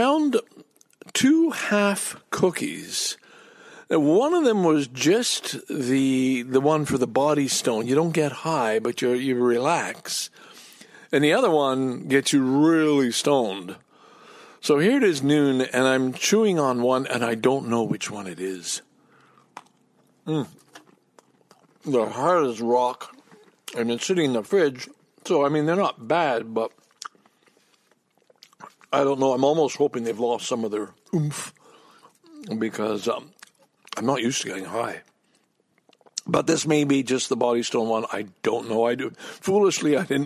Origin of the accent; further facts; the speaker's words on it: Montreal, Quebec, Canada; also born or lived in Ottawa; now in Toronto, Canada; what I grew up with in Montreal